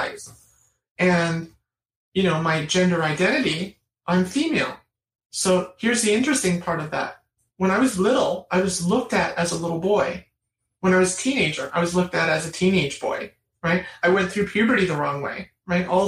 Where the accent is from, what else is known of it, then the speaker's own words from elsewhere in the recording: the Catskill region, New York, United States; the area I grew up